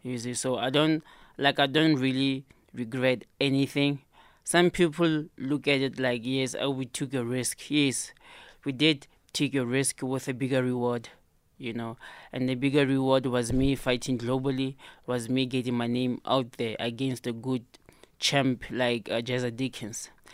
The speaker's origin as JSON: {"language": "English", "region": "Free State", "country": "South Africa", "tie": "born or raised there", "said": "in my hometown"}